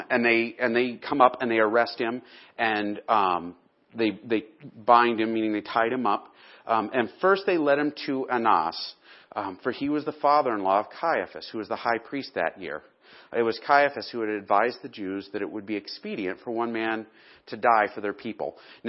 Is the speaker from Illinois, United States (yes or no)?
yes; Chicago, Illinois, United States; You know, I came from Chicago where Daley was like, you know, and it's Chicago.